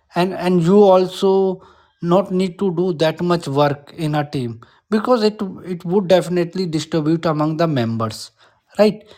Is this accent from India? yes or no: yes; India; English is a second language; I'm Indian